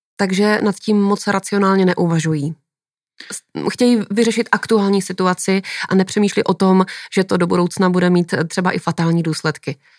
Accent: Czechia

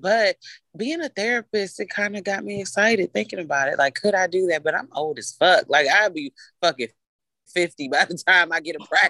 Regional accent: United States; growing up in America.

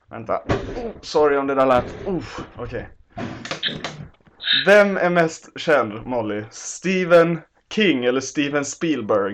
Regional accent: Lund, Skåne, Sweden; now in Stockholm, Sweden; din och min hemstad Lund

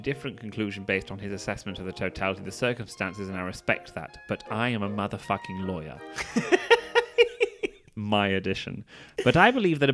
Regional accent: England, United Kingdom; I'm English

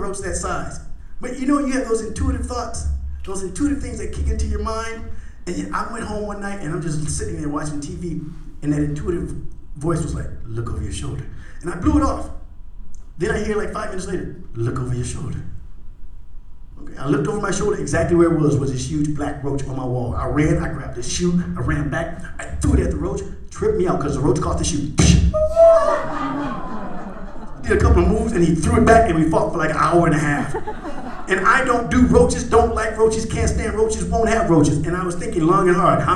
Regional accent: Indiana, United States; moved away as an adult; now in Arizona, United States; I'm from Indiana

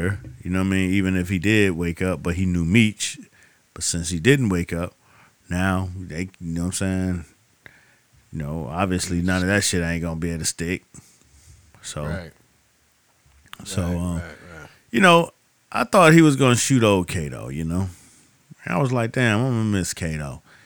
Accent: Miami, Florida, United States; I'm from Miami.

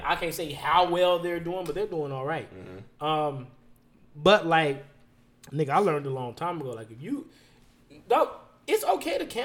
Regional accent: Las Vegas, Nevada, United States; I'm from Vegas. Vegas

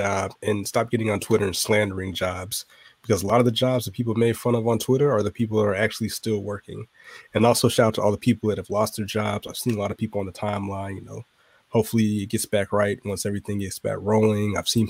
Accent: Georgia, United States; my home state

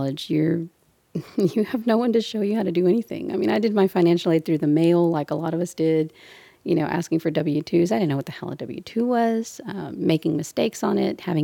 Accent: Brownsville, Texas, United States; now in Houston, United States; And from the Valley, I'm from Brownsville.

